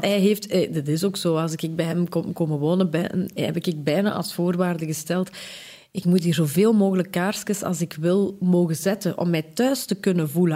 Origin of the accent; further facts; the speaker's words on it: Belgium; Ik kom uit de Kempen